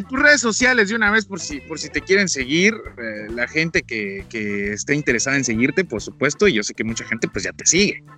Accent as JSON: {"language": "Spanish", "town": "Matamoros", "region": "Chiapas", "country": "Mexico", "tie": "born or raised there", "moved": "as an adult", "said": "en mi pueblito ah, que se llama Matamoros"}